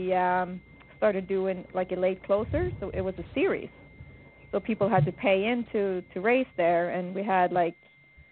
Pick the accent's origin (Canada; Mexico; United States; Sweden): Sweden; moved away as an adult; I was born in Sweden and my father owned racehorses. And, you know, as soon as I was old enough to walk and talk, I hung at the barn